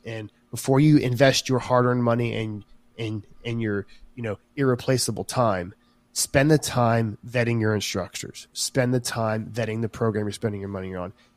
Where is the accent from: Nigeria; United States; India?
United States; South Carolina; I'm from South Carolina